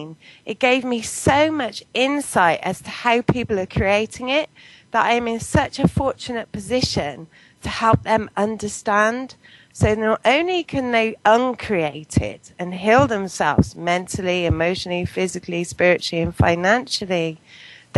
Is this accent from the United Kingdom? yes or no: yes; Poulton, England, United Kingdom; also born or lived in Bristol; now in Bath, United Kingdom; I grew up in Poulton, which is a little village